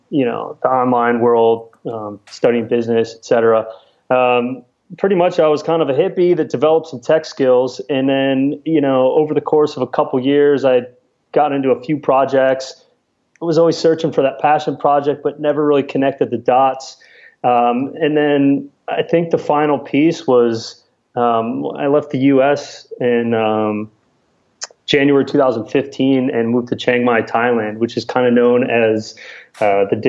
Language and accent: English; Spring Valley, Illinois, United States; moved away as an adult; also born or lived in California; I grew up in a small town in Illinois of about 5,000 people that nobody's really even heard of, even if you're in Illinois, but it's called Spring Valley